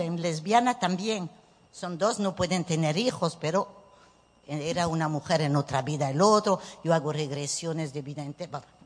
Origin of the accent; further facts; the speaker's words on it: Nouvelle-Aquitaine, France; Spanish is a second language; moved away as an adult; also born or lived in Bordeaux / Bayonne / Paris; now in Venezuela; soy francesa de papá vasco español. Voilà, nací en Burdeos